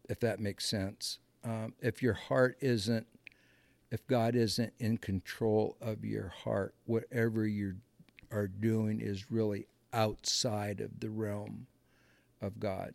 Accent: Muscatine, Iowa, United States; moved away as an adult; I grew up in a in a small farming community, um, Muscatine, Iowa

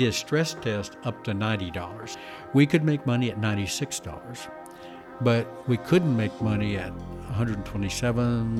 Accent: the Oklahoma-Kansas line, Midwest, United States; moved away; We grew up right on the Oklahoma-Kansas line

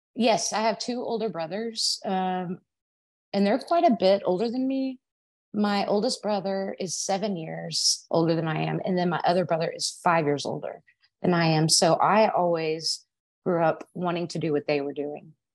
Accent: Arlington, Texas, United States; I was born in Arlington, Texas, if you can't tell by my accent, um, and that's where I was living

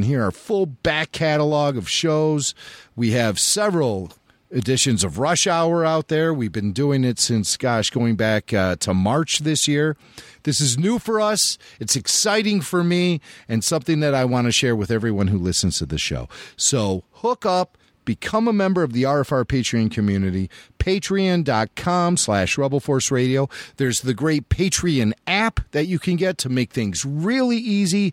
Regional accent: Chicago, Illinois, United States; I grew up in the Chicago area

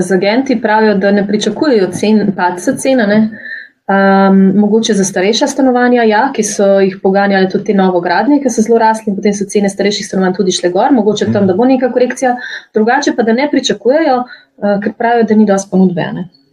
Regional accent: Slovenia; Slovenci smo

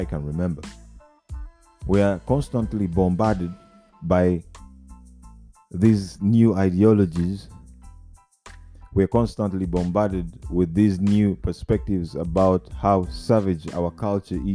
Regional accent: Uganda; I come from Uganda and we're still using the old British way of studying

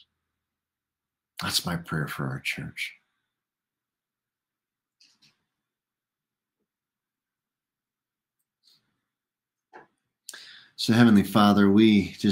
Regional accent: United States; we, as an American church

